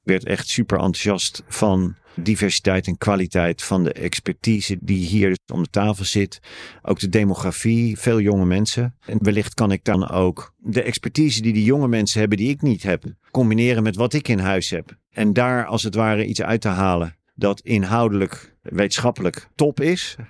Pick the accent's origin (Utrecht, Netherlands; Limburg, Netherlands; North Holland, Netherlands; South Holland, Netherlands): South Holland, Netherlands; The Hague; accent: Haags; also born or lived in Sweden / Australia; Ik ben Haagenees. De erg geoefende luisteraar weet dan dat ik uit een bepaald deel van Den Haag kom